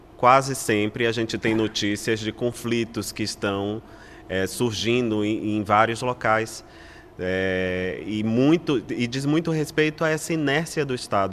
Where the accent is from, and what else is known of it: Brazil